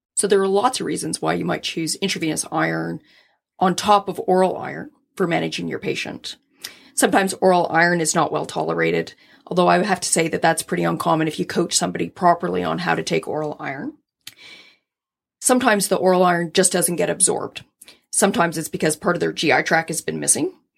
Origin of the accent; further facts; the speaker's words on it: Scotland, United Kingdom; I'm Scottish